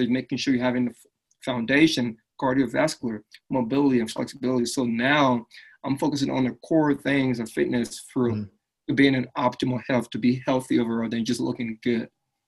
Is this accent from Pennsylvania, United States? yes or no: yes; Philadelphia, Pennsylvania, United States; also born or lived in Liberia; So I grew up in Philadelphia, right? And when I first came to the States, back then my accent was a lot more stronger, right?